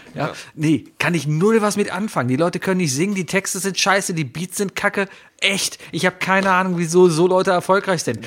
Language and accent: German; Germany; wir kommen aus Deutschland